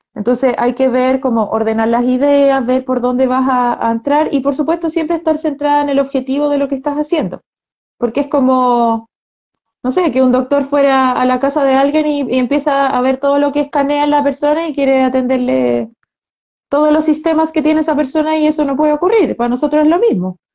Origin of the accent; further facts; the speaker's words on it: Chile; todo lo que hemos vivido las personas como chilenas los últimos dos años y medio